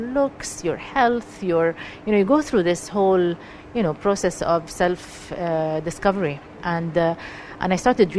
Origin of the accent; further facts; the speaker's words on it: Jordan; moved away as an adult; also born or lived in Palestine; now in Dubai, United Arab Emirates; I'm originally Palestinian, raised in Jordan all my life. I have Syrian blood as well. Spent all my life in Jordan, basically, until I came to Dubai.